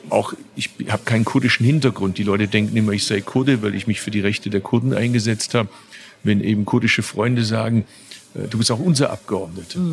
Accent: Bad Urach, Baden-Württemberg, Germany; in meiner Geburtsstadt Bad Urach

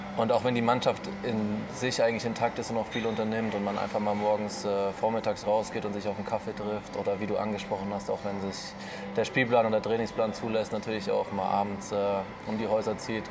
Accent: Offenbach, Hesse, Germany; now in Erlangen, Germany; ich bin ja. äh, geboren in Offenbach

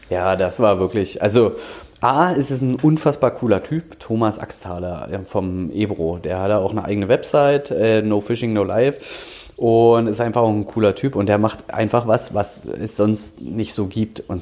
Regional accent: Dranske, Mecklenburg-Vorpommern, Germany; now in Berlin, Germany; ich bin in Berlin geboren, muss ich ehrlich zugeben, und war dann aber auch einige Jahre ähm, auf Rügen, bin da groß geworden. In Dranske, um genau zu sein.

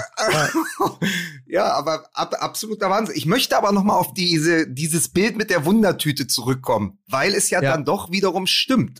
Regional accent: Berlin, Germany; als, als Berliner

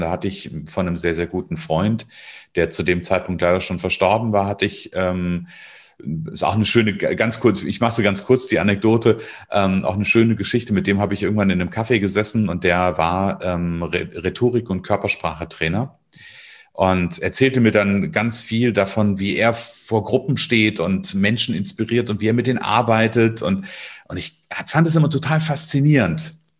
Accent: Northern Hesse, Germany; Ich bin aufgewachsen in Nordhessen, also ich wohne ja auch heute immer noch in Nordhessen in der Nähe von Kassel

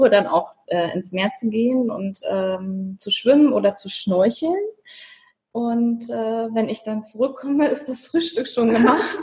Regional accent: Northern Germany, Germany; das ist man ja so als Norddeutscher eher nicht gewohnt.

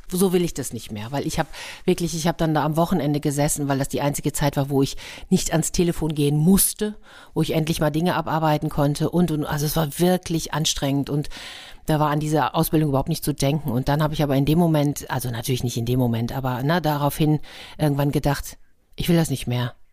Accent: Madrid, Community of Madrid, Spain; moved away; Da habe ich gedacht, ich komme aber doch aus Madrid. Ich habe doch schon eine große Stadt hinter mir.

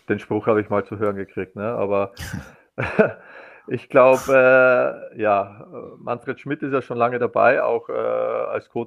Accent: Austria; wir als Österreicher wünschen uns ja eigentlich auch, dass wieder so unter Anführungszeichen die Big Players sich da oben ja auch wieder matchen.

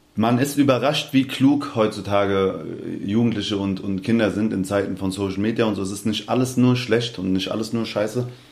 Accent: Hanau, Hesse, Germany; accent: Hessian; also born or lived in Aschaffenburg / Darmstadt; weil ich eigentlich in Hanau groß geworden bin

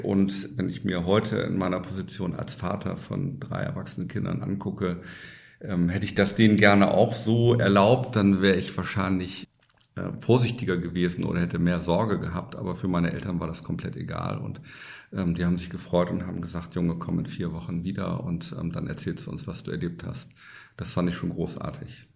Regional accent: Bremen, Germany; moved away as an adult; Ich bin gebürtiger Bremer, das hört man ein bisschen an meiner Aussprache also in Norddeutschland geboren und aufgewachsen, habe dort auch die ersten 20 Jahre meines Lebens verbracht

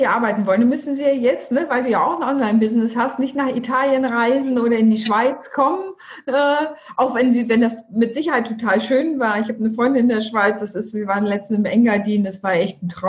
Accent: Hamburg, Germany; was ich sehr gut als Hamburgerin absolut nachvollziehen kann.

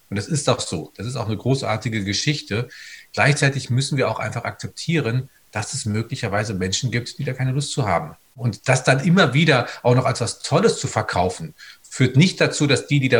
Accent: North Rhine-Westphalia, Germany; Also ich komme aus dem Sauerland im Menn und das ist großartig

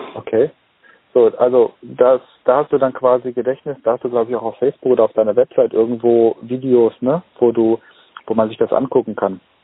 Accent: Germany; als Deutscher

